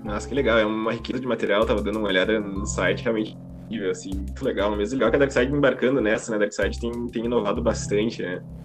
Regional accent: Rio Grande do Sul, Brazil; accent: Rio Grande do Sul (gaúcho); o nosso sotaque, né? nosso sotaque aqui do, do Rio Grande do Sul

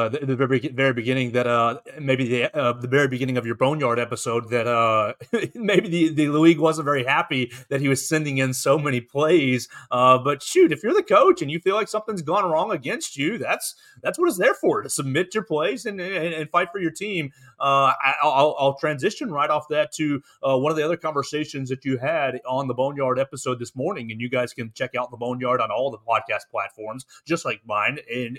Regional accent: Chattanooga, Tennessee, United States; moved away as an adult; also born or lived in Alabama; I'm not from Alabama. I'm from Chattanooga, Tennessee, so I didn't grow up an Alabama fan. But over the last 10, 15 years, I came here as a freshman in 2008.

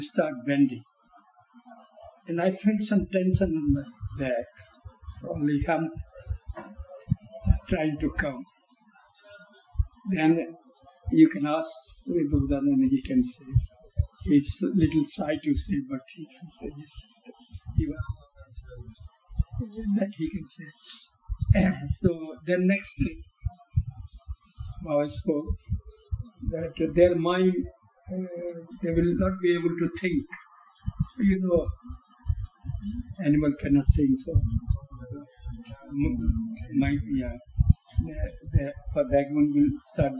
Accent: Bhagalpur, Bihar, India; moved away as an adult; also born or lived in Calcutta / Cairo; my hometown, it's called Bhagalpur.

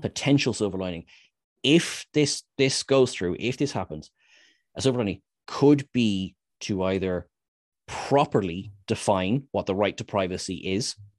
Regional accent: Ireland; we're Irish

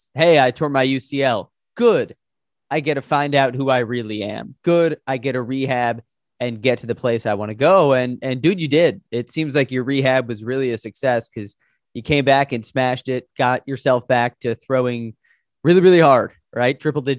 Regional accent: Chicago, Illinois, United States; I'm from Chicago, where right now it's like negative 10.

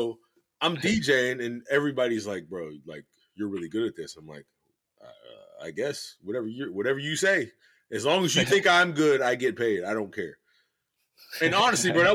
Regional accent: Pittsburgh, Pennsylvania, United States; I'm from Pittsburgh.

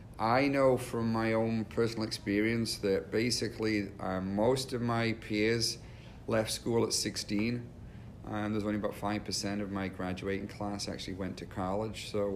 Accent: Newcastle upon Tyne, North East England, United Kingdom; accent: Geordie; Well, I was originally from the north of England, a place called Newcastle-upon-Tyne. I'm known as a Geordie. That's someone who comes from that particular area.

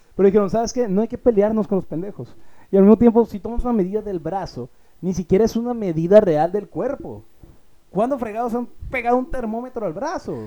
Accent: Mexico; yo como mexicano

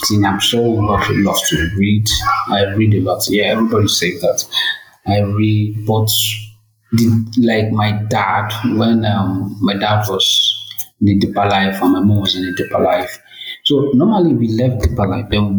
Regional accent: Lagos, Nigeria; I was born in Lagos, so I grew up in Lagos, and at the age of 15, I left Lagos

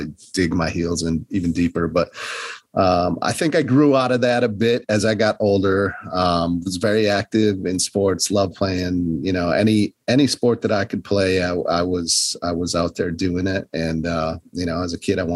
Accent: northern Wisconsin, United States; moved away; also born or lived in Milwaukee, Wisconsin; I grew up in the North Woods of Wisconsin, small town

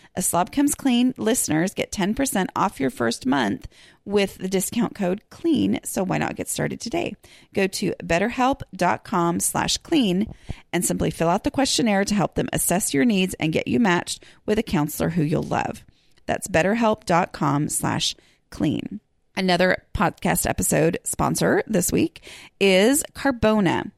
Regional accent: Texas, United States; I'm a podcaster from Texas who's working on her own home

